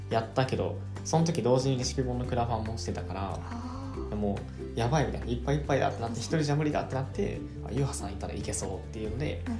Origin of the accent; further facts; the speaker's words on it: Kansai, Japan; 西出身だったから大阪に来ることがあって、